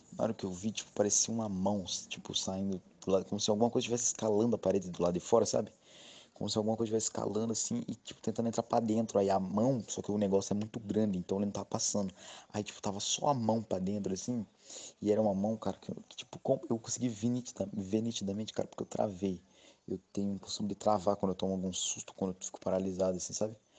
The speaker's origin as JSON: {"language": "Portuguese", "town": "Registro", "region": "São Paulo", "country": "Brazil", "said": "eu sou da cidade de Registro, no Vale do Ribeira"}